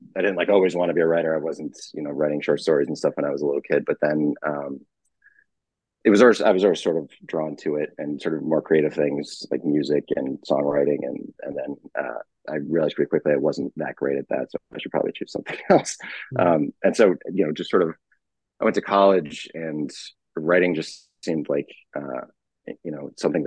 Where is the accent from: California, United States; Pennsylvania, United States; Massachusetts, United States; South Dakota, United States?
Massachusetts, United States; Boston area; moved away as an adult; also born or lived in New York / New Hampshire; I'm from the area originally, lived in New York and then New Hampshire for a while and then moved back